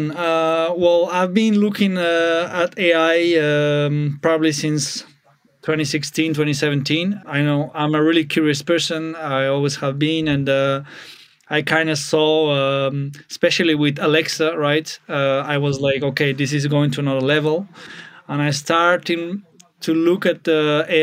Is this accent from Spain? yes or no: yes; Spain; also born or lived in Bulgaria / France / Switzerland / Austria; now in Germany; Uh, to be a bit of a backstory, I was born in Bulgaria but moved to Spain when I was 10, uh, and I've been living in France, Switzerland, Austria, now Germany.